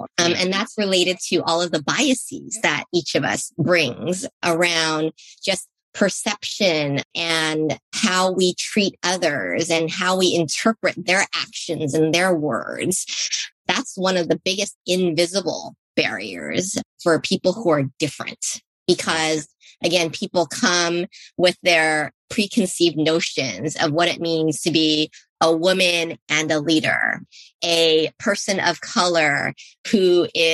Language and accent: English; San Francisco, California, United States; where my parents settled was in a neighborhood in San Francisco called the Bayview District